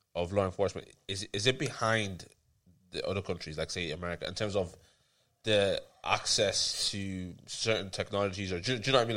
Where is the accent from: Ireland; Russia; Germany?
Ireland; also born or lived in Tallaght; we grew up in Ireland